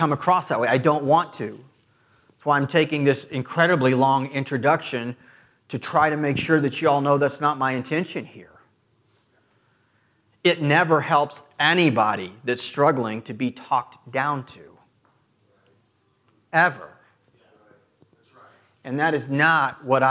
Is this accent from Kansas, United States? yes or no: yes; Clearwater, Kansas, United States; I've never lived anywhere else in this country. Born and raised in Clearwater, Kansas, 20 miles from here